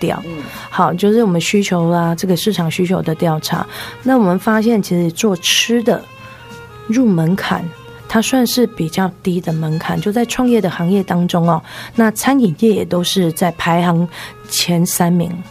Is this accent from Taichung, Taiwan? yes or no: no; Yunlin County, Taiwan; 是，我是云林人。